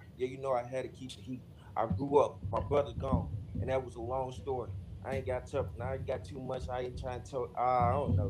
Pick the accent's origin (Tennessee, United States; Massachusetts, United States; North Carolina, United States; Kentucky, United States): Kentucky, United States; Lexington; I'm the youngin' of the group, man. Shit, I'm from Lex, KY.